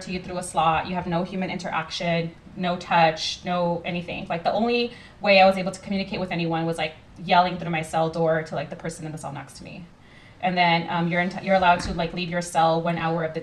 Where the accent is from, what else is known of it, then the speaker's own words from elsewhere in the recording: Los Angeles, California, United States; I grew up in South Central Los Angeles, like the real South Central